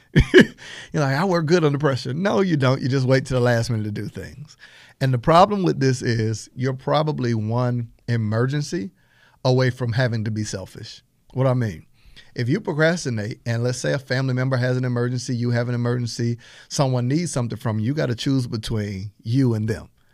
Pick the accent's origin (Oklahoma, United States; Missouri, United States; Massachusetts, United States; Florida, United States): Florida, United States; Panama City; I'm from Panama City, Florida